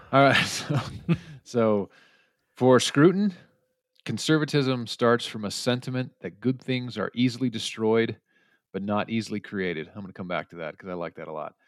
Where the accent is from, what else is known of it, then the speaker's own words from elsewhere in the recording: United States; as an American